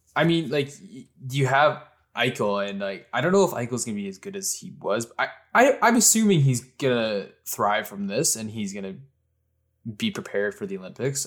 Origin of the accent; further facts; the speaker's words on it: Canada; I'm a Canadian